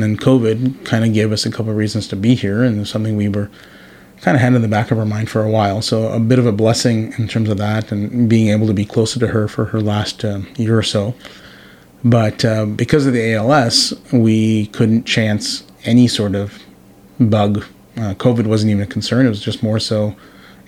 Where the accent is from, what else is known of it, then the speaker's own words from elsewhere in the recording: Toronto, Ontario, Canada; moved away as an adult; also born or lived in Vancouver, Canada / Burnaby, Canada; now in Powell River, Canada; I growing up in Toronto